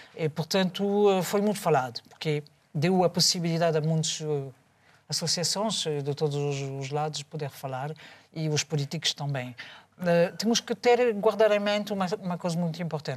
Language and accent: Portuguese; France; moved away; eu que sou francês